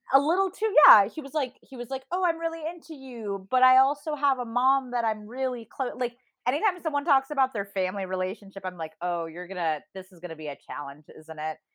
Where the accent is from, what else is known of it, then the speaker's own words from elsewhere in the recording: Midwest, United States; now in California, United States; growing up in the Midwest